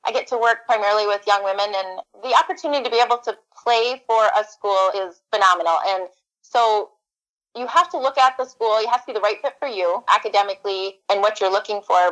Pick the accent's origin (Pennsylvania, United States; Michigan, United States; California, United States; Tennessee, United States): Michigan, United States; Upper Peninsula; moved away as an adult; also born or lived in Grand Rapids area, Michigan; now in mid-Michigan, United States; I grew up in the Upper Peninsula